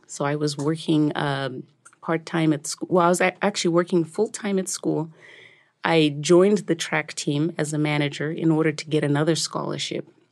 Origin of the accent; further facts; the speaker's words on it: Zimbabwe; also born or lived in Rusape, Zimbabwe / Harare, Zimbabwe; now in United States; I grew up as a s, you know, just a young kid that loved living in, uh, Zimbabwe. my mother later moved to the bigger city, which is Harare.